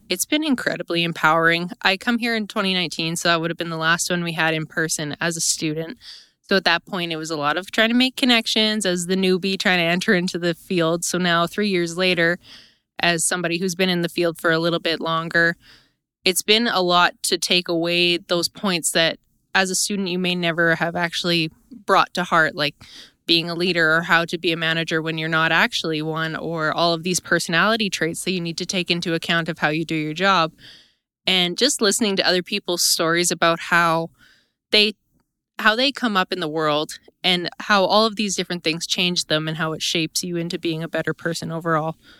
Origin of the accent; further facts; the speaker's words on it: La Broquerie, Manitoba, Canada; I am from LaBroquery, Manitoba. So that's the little corner in southeastern Manitoba outside of Steinbach.